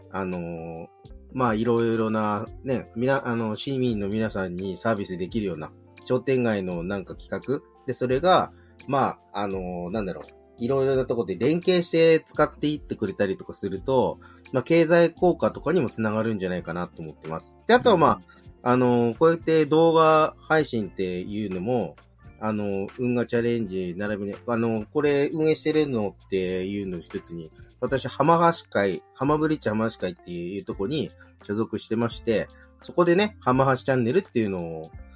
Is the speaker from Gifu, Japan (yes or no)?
no; Yokohama, Kanagawa, Japan; もともと自分元町の出身なんですけど、横浜の。